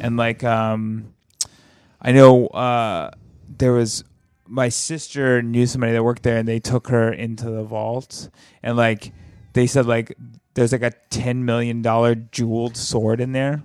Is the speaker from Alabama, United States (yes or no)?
yes; Alabama, United States; moved away; also born or lived in Mississippi Delta; in my hometown in Alabama